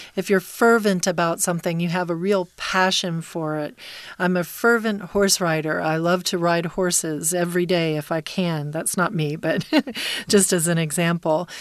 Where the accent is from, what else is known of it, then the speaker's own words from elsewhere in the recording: Texas, United States; When I was a kid growing up in Texas